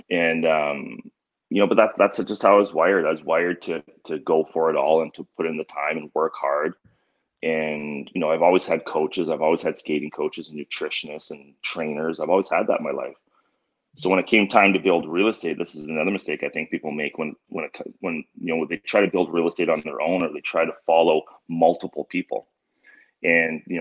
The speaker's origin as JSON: {"language": "English", "country": "Canada", "tie": "born or raised there", "said": "growing up in Canada."}